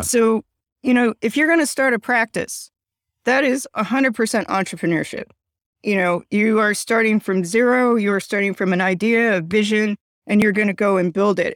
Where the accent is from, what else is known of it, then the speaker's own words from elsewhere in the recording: Chicago, Illinois, United States; I'm from Chicago